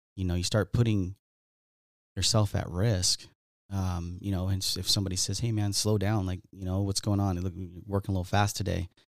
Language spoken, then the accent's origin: English; Southern California, United States; I grew up in Southern California here